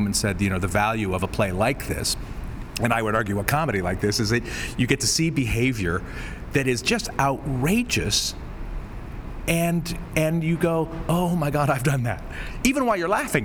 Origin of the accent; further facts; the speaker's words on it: California, United States; I'm from California